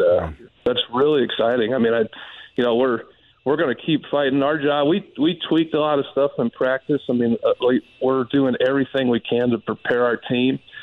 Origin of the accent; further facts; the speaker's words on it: Denver, Colorado, United States; growing up in Denver, being a Denver Broncos fan